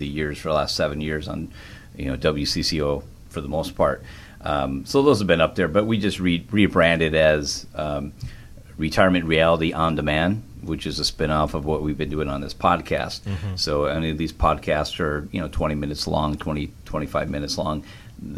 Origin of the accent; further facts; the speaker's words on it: Minnesota, United States; now in Wisconsin, United States; I live in Wisconsin, but I grew up in Minnesota majority of my life